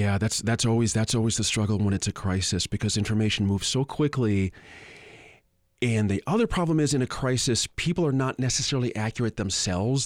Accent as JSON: {"language": "English", "town": "Boston", "region": "Massachusetts", "country": "United States", "moved": "yes", "lives_now": "Albuquerque, United States", "said": "I'm from Boston originally, moved here in nineteen eighty-nine."}